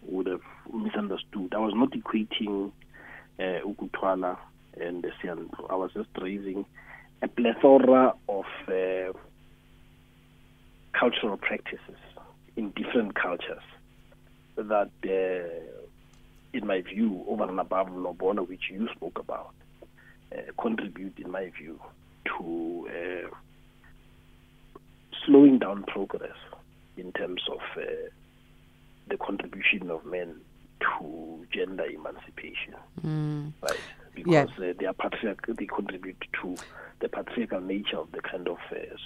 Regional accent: Mahikeng, North West, South Africa; I grew up with him in Mafikeng

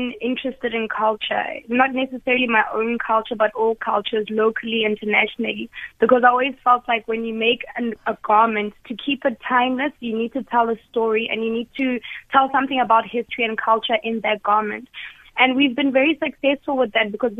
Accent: Lesotho; I was born in Lesotho.

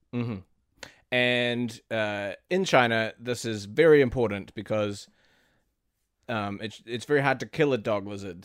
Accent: New Zealand; where I'm from New Zealand

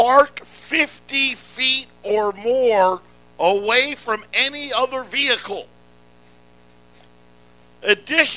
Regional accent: upstate New York, United States; I grew up in New York, upstate New York

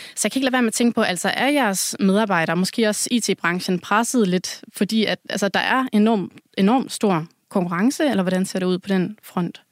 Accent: Southern Jutland, Southern Denmark, Denmark; nu er jeg selv fra Sønderjylland

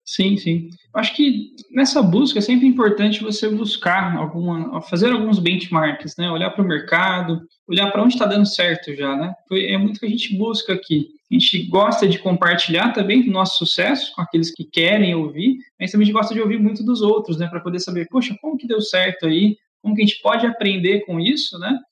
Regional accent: Barretos, São Paulo, Brazil; Sou natural de Barretos, interior de São Paulo

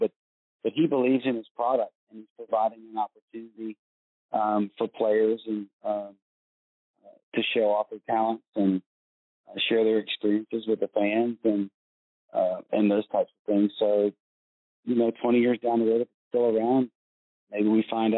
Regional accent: United States; I'm from the United States

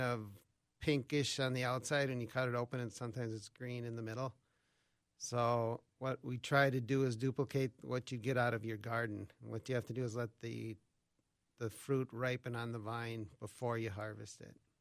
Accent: Albert Lea, Minnesota, United States; I grew up around Albert Lee, so southern Minnesota

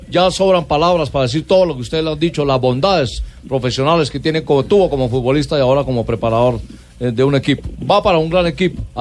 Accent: Barranquilla, Atlántico, Colombia; yo me alegro porque yo soy barranquillero

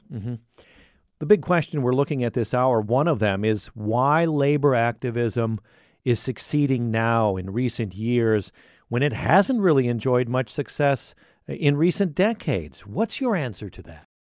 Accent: Cedar Falls, Iowa, United States; growing up in Cedar Falls, by a bunch of, uh, you know, uh, unionized, uh, mothers and fathers working at John Deere, uh, and at meatpacking plants here in Iowa.

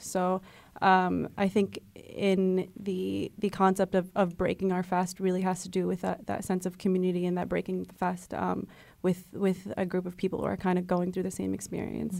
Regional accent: United States; also born or lived in France / Morocco; I was born in France and then came over here, um, when I was, like, six months old. So, um, consider myself very much, um, part of the American fabric

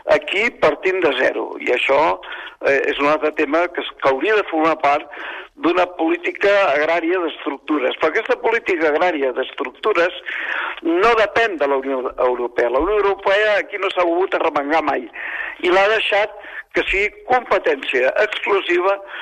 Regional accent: Catalonia, Spain; som catalans

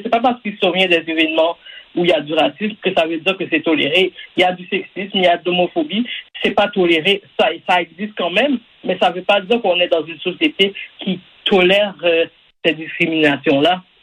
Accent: Quebec, Canada; je suis né ici, par exemple, je suis né au Québec

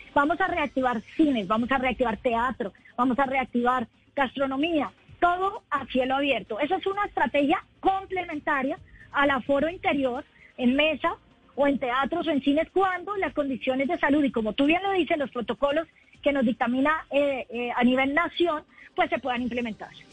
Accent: Bogotá, Colombia; Yo creo que los bogotanos estamos listos para gozándolo también

